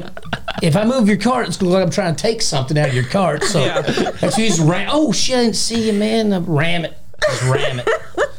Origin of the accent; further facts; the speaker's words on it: Litchfield, United States; Because I grew up in Litchfield. Uh-huh. There's nothing new. You cruise town.